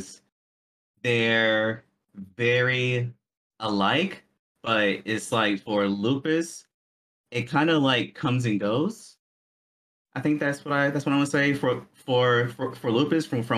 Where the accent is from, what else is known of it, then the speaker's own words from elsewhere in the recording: Baltimore, Maryland, United States; also born or lived in Korea; My hometown is Baltimore, Maryland